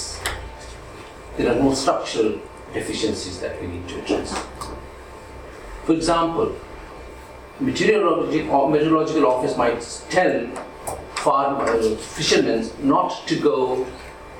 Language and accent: English; India; when I was growing up in India